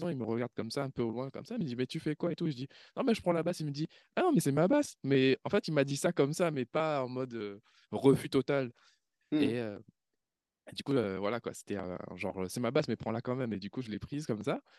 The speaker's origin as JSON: {"language": "French", "region": "Réunion", "country": "France", "moved": "as an adult", "said": "c'était en 2010, je venais de la, de la Réunion, après le, après le bac."}